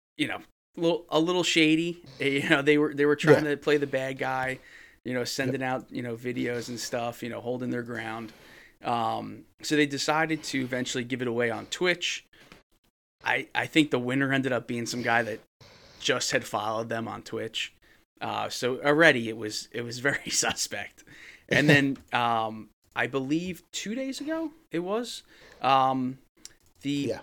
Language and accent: English; New Jersey, United States; I'm from New Jersey